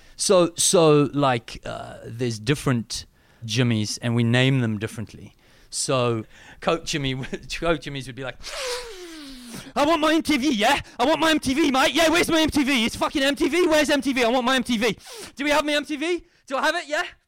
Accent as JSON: {"language": "English", "country": "South Africa"}